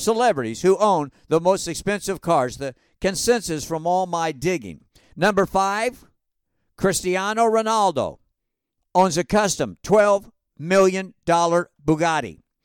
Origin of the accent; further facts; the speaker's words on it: Hawaii, United States; I am from Hawaii